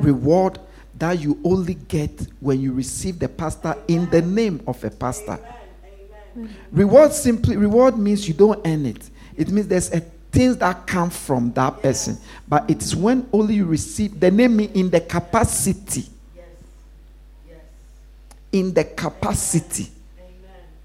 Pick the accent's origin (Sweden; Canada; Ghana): Ghana; moved away; when I was growing up in Ghana